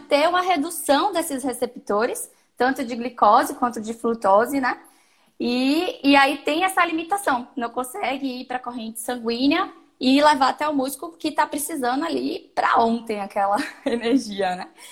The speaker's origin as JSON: {"language": "Portuguese", "town": "Salvador", "region": "Bahia", "country": "Brazil", "said": "eu sou de Salvador, sou nutricionista já há algum tempinho"}